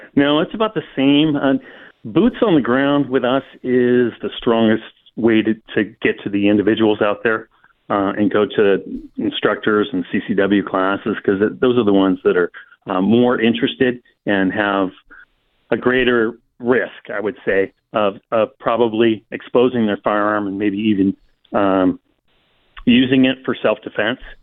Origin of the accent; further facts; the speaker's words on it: Silicon Valley, California, United States; I grew up in the Silicon Valley